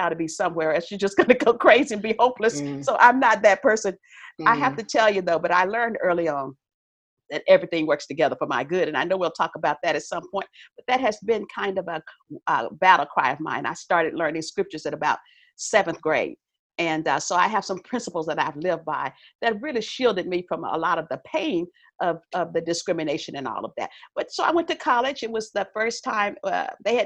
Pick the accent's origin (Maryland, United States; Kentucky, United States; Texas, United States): Texas, United States; East; moved away as an adult; also born or lived in Southern California; now in California, United States; I grew up in Texas. So I've been in California. I live in California now, Southern California